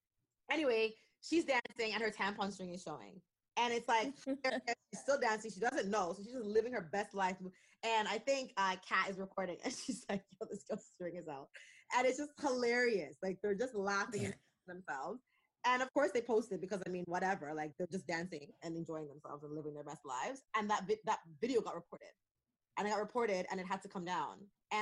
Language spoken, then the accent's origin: English; Canada; we're still excited to be Canadian